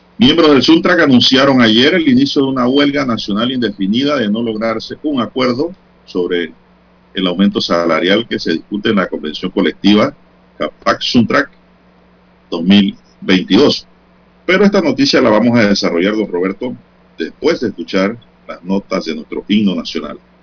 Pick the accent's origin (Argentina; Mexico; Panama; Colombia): Panama; San Miguelito; Yo soy un hijo de San Miguelito